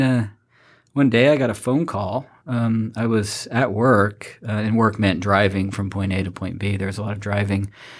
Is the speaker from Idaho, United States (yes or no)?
yes; Rexburg, Idaho, United States; moved away; also born or lived in Winston-Salem, North Carolina; we moved back to my hometown, a little town called Rexburg, Idaho